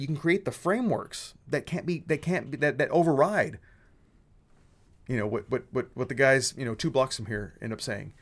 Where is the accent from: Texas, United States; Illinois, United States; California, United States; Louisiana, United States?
Texas, United States; my dad raised me saying, you know, be a Texan first, American second. That's how Texans think. We're, we're Texan first, American.